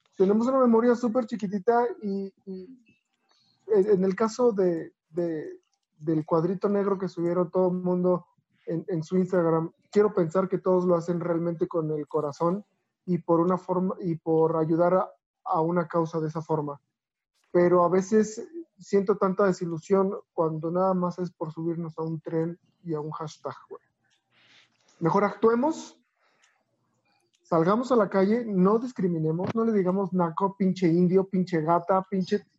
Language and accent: Spanish; Mexico; tenemos todos como mexicanos